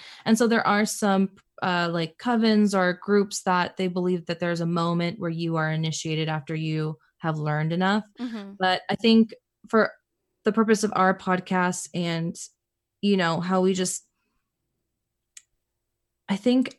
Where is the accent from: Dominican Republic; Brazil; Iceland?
Dominican Republic; now in United States; I immigrated from Dominican Republic, and mm-hmm, really just in the States, it's me, my parents, my sister.